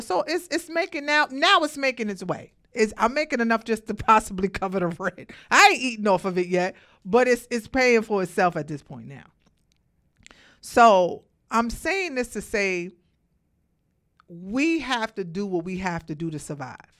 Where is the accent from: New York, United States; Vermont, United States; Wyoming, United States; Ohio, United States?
New York, United States; Brooklyn; moved away as an adult; now in Georgia, United States; born and raised in Brooklyn